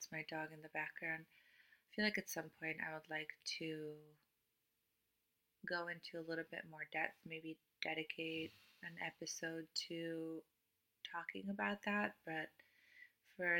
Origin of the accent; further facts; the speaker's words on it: Cluj-Napoca, Cluj County, Romania; English is a second language; moved away as an adult; I was born and raised in Romania, in Transylvania